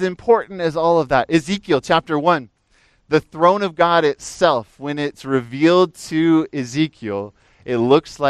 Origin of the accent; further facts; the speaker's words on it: Fresno, California, United States; also born or lived in Pennsylvania; when I moved out here from Pennsylvania. I was about 10 years old and moved out here in the summer to live near Fresno, up in the foothills above Fresno